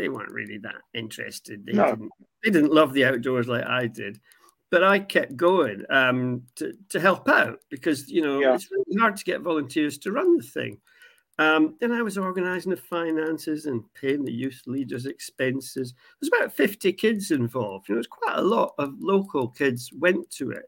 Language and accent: English; Aberdeen, Scotland, United Kingdom; I grew up in Aberdeen, Catholic family in a Protestant city